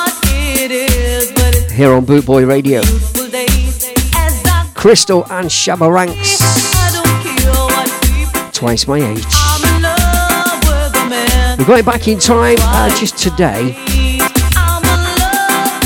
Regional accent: Leicester, East Midlands, United Kingdom; my hometown, just near to the High Cross in Leicester City Centre

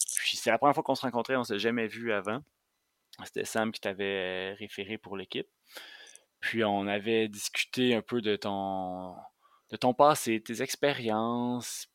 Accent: Montérégie, Quebec, Canada; moi, j'ai grandi en Montérégie euh, à la frontière entre la banlieue et les zones agricoles

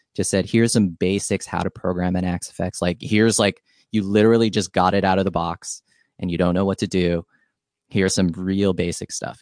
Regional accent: San Diego, California, United States; also born or lived in Hawaii; I'm from Hawaii, and then I grew up in San Diego

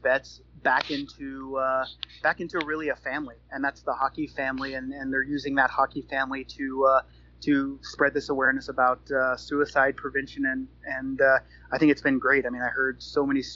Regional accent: United States; I'm American

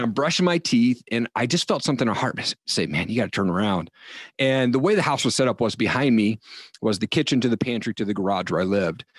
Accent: Eastern Washington, United States; also born or lived in Seattle; I grew up in Eastern Washington

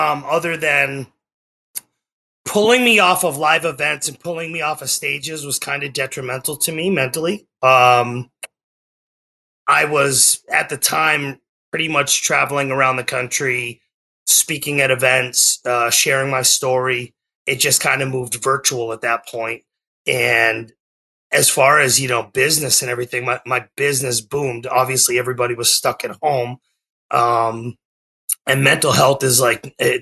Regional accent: Methuen, Massachusetts, United States; moved away as an adult; now in Oklahoma, United States; I was born in Methuen, Massachusetts, about 20 minutes north of Boston, and I lived on the New Hampshire-Massachusetts border my entire life

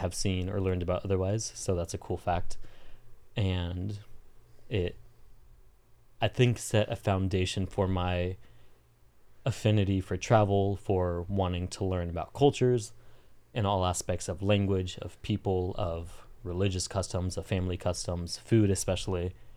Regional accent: Southern California, United States; also born or lived in Colombia; born and raised in Southern California until I wasn't living in Southern California.

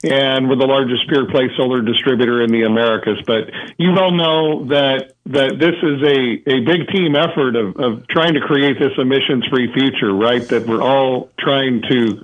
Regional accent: Visalia, California, United States; I live in Central California, raised in Visalia

